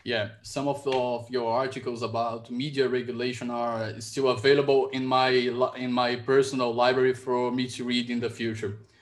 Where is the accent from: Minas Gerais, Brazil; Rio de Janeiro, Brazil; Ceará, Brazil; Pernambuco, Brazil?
Ceará, Brazil; my home state here, Ceará